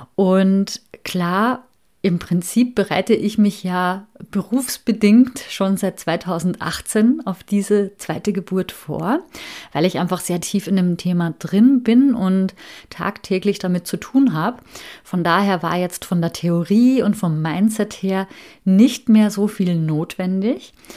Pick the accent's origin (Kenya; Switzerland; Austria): Austria; moved away as an adult; also born or lived in Hamburg, Germany; bin ich mit meiner Familie wieder zurück in meine alte Heimat nach Österreich gezogen